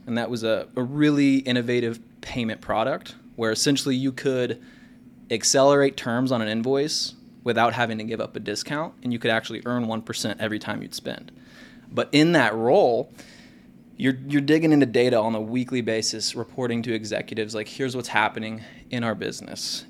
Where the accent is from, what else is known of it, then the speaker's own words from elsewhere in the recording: Kansas City, United States; also born or lived in Lawrence, Kansas; I grew up in Kansas City